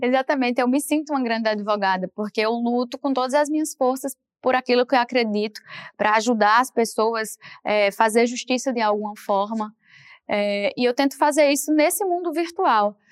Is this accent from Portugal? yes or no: no; Paraíba, Brazil; moved away; pela minha origem de muitos irmãos